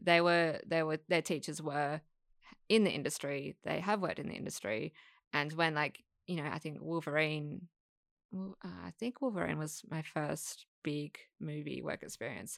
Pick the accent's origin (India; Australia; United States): Australia; Perth, Western Australia; moved away as an adult; now in Sydney, Australia; I'm, I'm from Perth